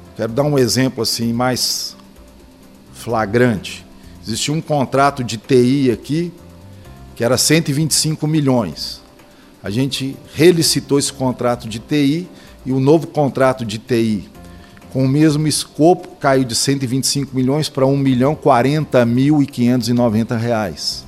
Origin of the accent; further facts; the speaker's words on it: Belo Horizonte, Minas Gerais, Brazil; sou natural de Belo Horizonte